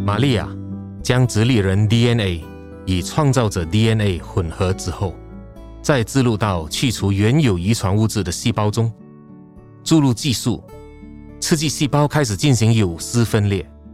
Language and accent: Chinese; Malaysia; moved away; also born or lived in Taiwan; 我是马来西亚人